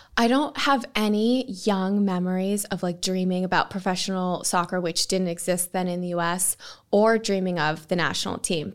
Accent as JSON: {"language": "English", "country": "United States", "moved": "as an adult", "lives_now": "Manchester, United Kingdom", "said": "as an American"}